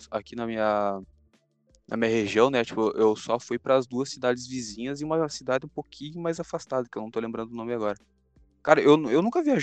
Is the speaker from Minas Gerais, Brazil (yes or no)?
no; São Paulo, Brazil; eu sou, eu sou paulista.